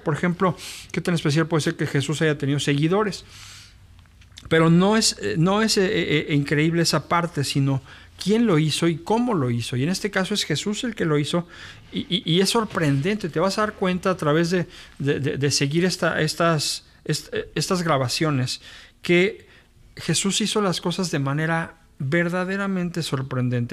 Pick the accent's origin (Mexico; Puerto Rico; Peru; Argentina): Mexico; Mexico City; moved away as an adult; now in Monterrey, Mexico; yo soy originario de la Ciudad de México pero tengo radicando acá en la ciudad ya pues 22 años acá.